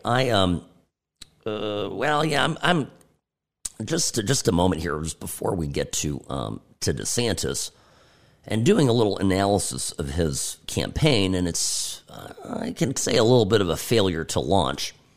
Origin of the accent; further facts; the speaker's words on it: United States; I'm an American